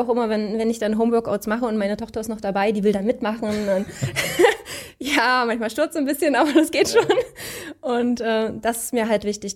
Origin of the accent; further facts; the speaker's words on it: Leipzig, Saxony, Germany; komme aus Leipzig